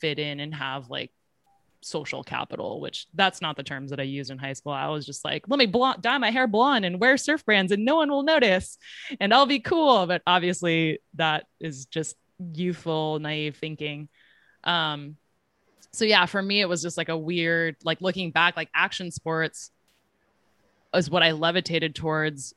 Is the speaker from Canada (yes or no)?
no; Silicon Valley, California, United States; I grew up in Silicon Valley